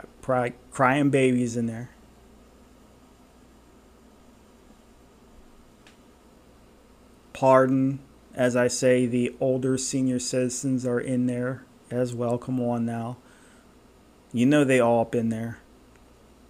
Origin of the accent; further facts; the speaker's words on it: outside of Philadelphia, Pennsylvania, United States; moved away; growing up outside of Philadelphia